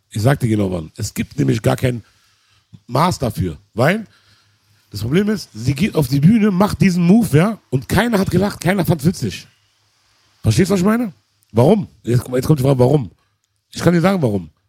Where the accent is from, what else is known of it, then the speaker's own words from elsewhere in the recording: Berlin, Germany; In Berlin auch noch, wir sind Berliner, Alter.